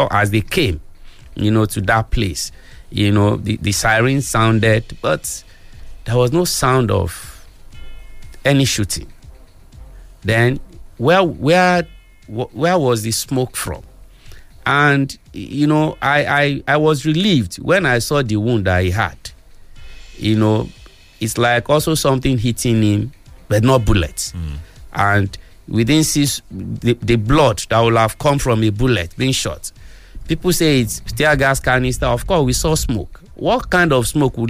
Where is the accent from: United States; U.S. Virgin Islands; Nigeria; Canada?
Nigeria; I'm a Nigerian citizen